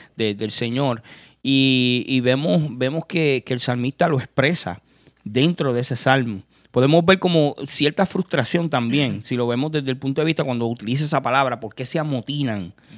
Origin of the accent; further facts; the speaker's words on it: Puerto Rico; yo que soy de Puerto Rico